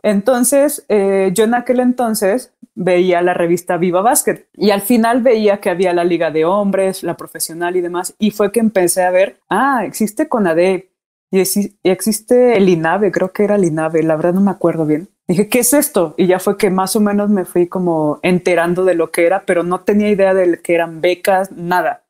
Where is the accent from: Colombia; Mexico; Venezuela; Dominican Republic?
Mexico; Morelia, Michoacán; moved away as an adult; also born or lived in Monterrey / Puebla; now in Mexico City, Mexico; Soy de Morelia, Michoacán.